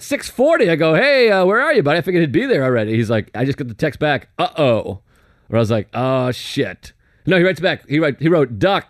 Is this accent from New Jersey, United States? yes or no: no; Boston, Massachusetts, United States; moved away; we drive up to Beantown. Now, that's my hometown, of course.